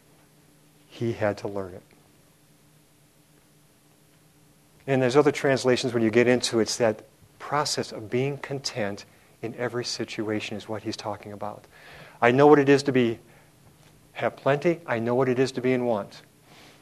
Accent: Milwaukee, Wisconsin, United States; when I was about 8 or 9 years old growing up in Milwaukee, Wisconsin

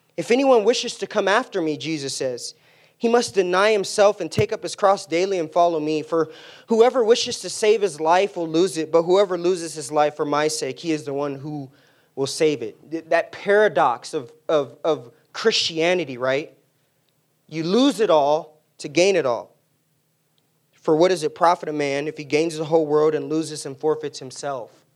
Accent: San Diego, California, United States; moved away; I grew up in San Diego in an immediate family of four.

